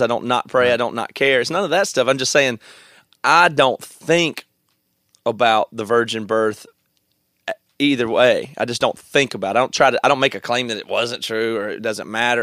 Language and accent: English; South Carolina, United States; growing up in South Carolina